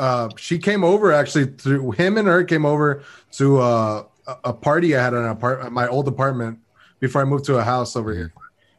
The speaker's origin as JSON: {"language": "English", "town": "San Antonio", "region": "Texas", "country": "United States", "said": "We're from San Antonio."}